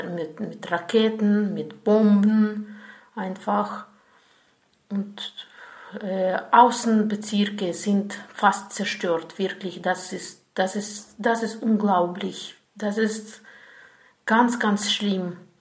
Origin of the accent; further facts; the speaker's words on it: Ukraine; German is a second language; ich komme aus der Ukraine